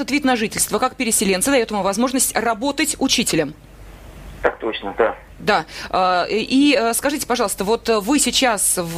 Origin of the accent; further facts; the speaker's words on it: Arkhangelsk, Arkhangelsk Oblast, Russia; born there; несмотря на то, что я родилась в Архангельске, несмотря на то, что мы русскоязычное население